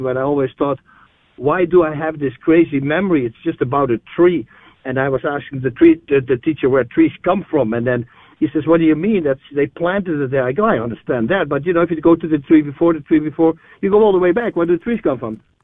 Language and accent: English; Netherlands; moved away as an adult; now in New Braunfels, United States; I'm, I'm originally from the Netherlands, Holland uh, I moved there in '97.